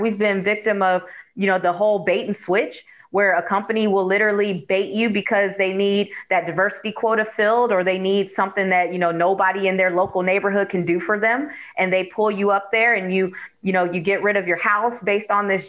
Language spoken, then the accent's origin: English; Oakland, California, United States; now in Florida, United States; Like when we moved here to Florida, I'm actually originally from Oakland, Oakland, California.